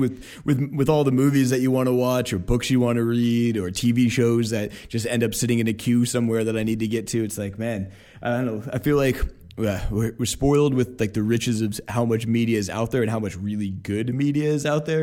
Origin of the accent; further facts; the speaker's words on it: Portland, Oregon, United States; I was growing up in Portland